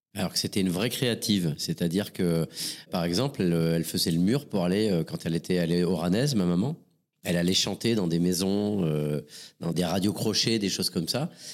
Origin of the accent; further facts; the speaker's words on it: Montpellier, Occitania, France; je suis né une première fois euh, à Montpellier euh, le 16 avril 1974